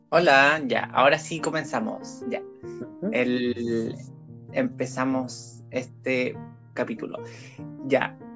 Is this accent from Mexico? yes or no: no; Santiago, Santiago Metropolitan Region, Chile; Y yo soy nacido, criado y deformado en Santiago.